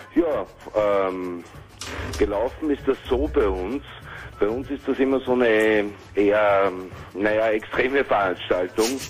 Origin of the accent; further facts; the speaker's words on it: Vienna, Austria; Ich bin kein Berliner, sondern ein Wiener